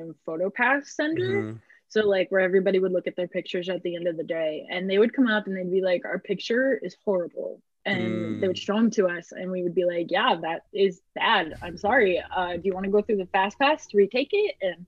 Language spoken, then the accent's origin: English; near Delavan, Wisconsin, United States; near my hometown